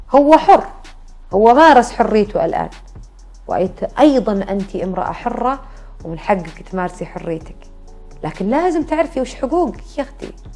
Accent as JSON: {"language": "Arabic", "region": "Najd", "country": "Saudi Arabia", "said": "عندنا في نجد"}